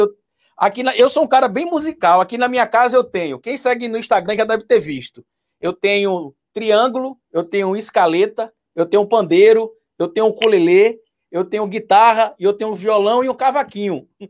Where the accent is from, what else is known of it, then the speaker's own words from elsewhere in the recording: Itabuna, Bahia, Brazil; na minha cidade natal, lá em Tabuna